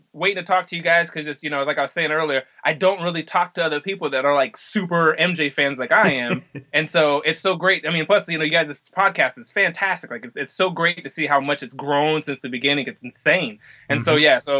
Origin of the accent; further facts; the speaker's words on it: Oklahoma, United States; And I'm like, "Nah, I'm actually from Oklahoma."